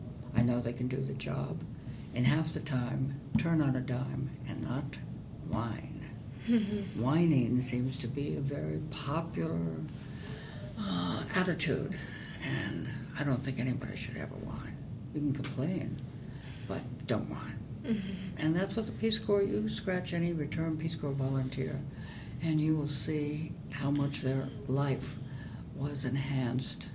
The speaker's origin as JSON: {"language": "English", "region": "New York", "country": "United States", "tie": "born or raised there", "said": "I was born in New York. When you're a New Yorker, you have an attitude. You don't complain. You don't whine. You complain and you change it. And that's the way I was brought up"}